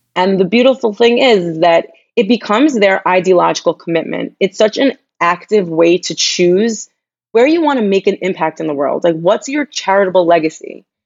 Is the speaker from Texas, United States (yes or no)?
no; Long Island, New York, United States; moved away as an adult; now in Jerusalem, Israel; I'm from Long Island, New York. I grew up in a predominantly Jewish community